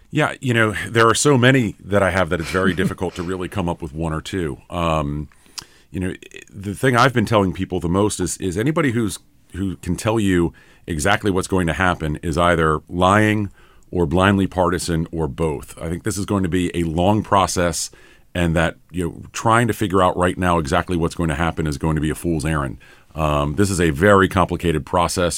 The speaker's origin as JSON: {"language": "English", "region": "North Carolina", "country": "United States", "said": "I'm from North Carolina"}